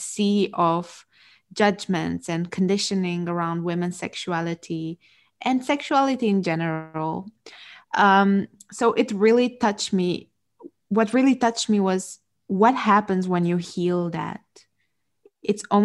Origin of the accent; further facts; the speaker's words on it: Romania; moved away; I'm originally from Romania, so that's a Romanian last name